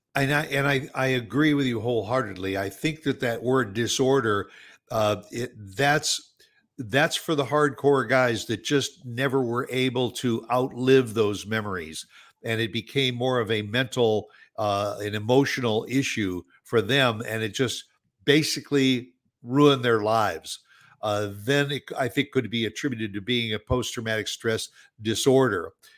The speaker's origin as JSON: {"language": "English", "town": "Chicago", "region": "Illinois", "country": "United States", "said": "I am from the Chicago area"}